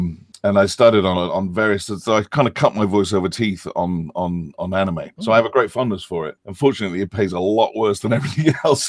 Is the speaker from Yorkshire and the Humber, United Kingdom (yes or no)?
yes; Yorkshire and the Humber, United Kingdom; also born or lived in Fontenay-sous-Bois, France; now in United States; my mom took me to live in England, and I grew up in North Yorkshire because her sister was living there at the time, and a very, very beautiful rural part of England, just about halfway between London and Scotland. Grew up almost practically on a farm or surrounded by farms.